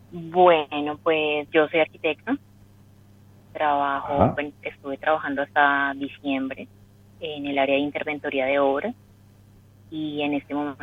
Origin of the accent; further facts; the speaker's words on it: Colombia; De Colombia.